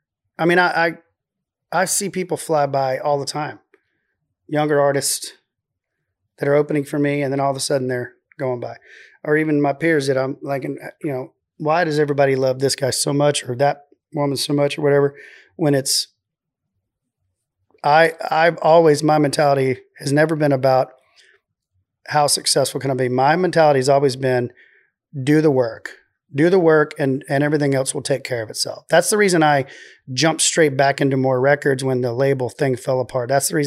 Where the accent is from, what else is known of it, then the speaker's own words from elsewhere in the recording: Waco, Texas, United States; accent: Waco; Well, it's my Waco accent.